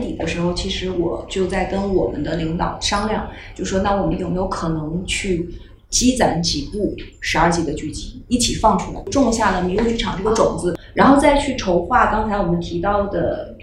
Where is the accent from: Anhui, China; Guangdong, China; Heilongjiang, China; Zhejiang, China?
Heilongjiang, China; Harbin; 旅行和我都是哈尔滨人